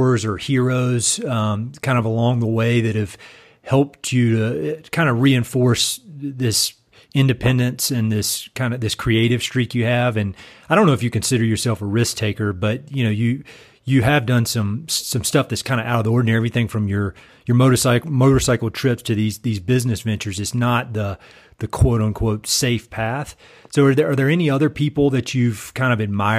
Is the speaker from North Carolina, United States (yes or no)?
yes; North Carolina, United States; moved away; a lot of the people that we grew up with in North Carolina